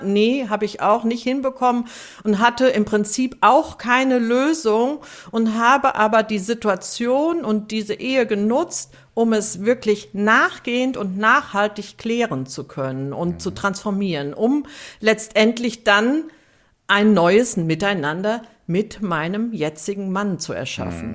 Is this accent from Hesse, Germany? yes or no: no; Siegen, North Rhine-Westphalia, Germany; ich bin 1963 in Siegen geboren.